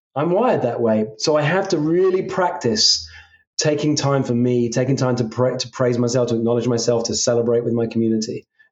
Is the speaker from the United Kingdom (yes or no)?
yes; England, United Kingdom; I come from England